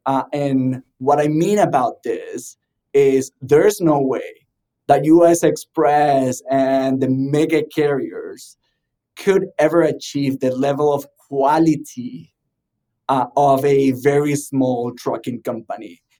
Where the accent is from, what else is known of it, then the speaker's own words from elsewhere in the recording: Venezuela; moved away as an adult; now in South Florida, United States; I'm originally from Venezuela